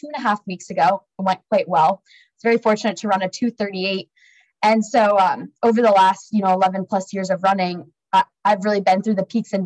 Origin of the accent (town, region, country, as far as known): Dayton, Ohio, United States; born or raised there